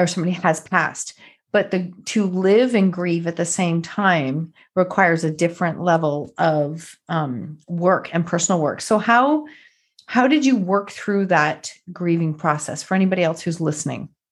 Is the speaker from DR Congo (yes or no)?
no; Canada; another fellow Canadian